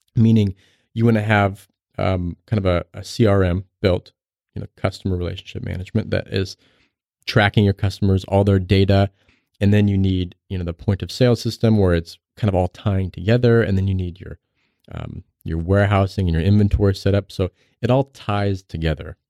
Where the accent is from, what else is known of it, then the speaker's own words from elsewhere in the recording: right outside of Salt Lake City, Utah, United States; I grew up right outside of Salt Lake City